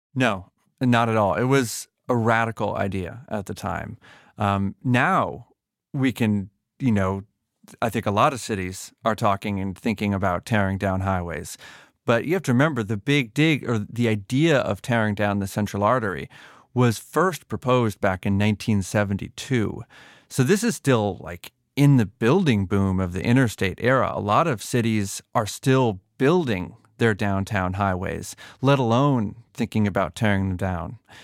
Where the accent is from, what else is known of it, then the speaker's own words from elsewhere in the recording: Massachusetts, United States; I grew up in Massachusetts, but not in Boston proper.